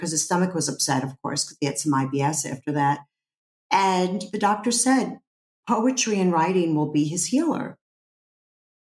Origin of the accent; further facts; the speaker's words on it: New York City, New York, United States; growing up in Brooklyn, people weren't really into facades in Brooklyn.